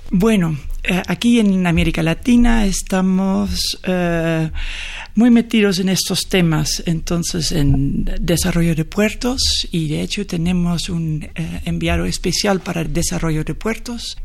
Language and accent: Spanish; Netherlands; Spanish is a second language; moved away as an adult; now in Mexico; Holanda es un país con una larga tradición de marítima y con una curiosidad en otros países y siempre hemos salido para vender cosas